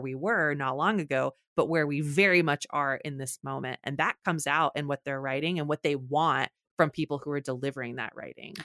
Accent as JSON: {"language": "English", "region": "Texas", "country": "United States", "said": "I'm from Texas"}